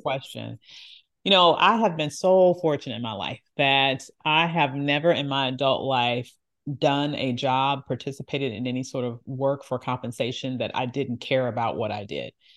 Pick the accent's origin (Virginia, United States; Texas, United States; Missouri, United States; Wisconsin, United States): Virginia, United States; the Jim Crow South; my parents always told me the stories of what they experienced, uh, growing up in the Jim Crow South and us still living in that area